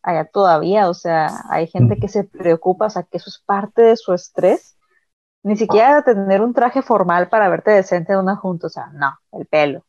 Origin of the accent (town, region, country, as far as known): Mexico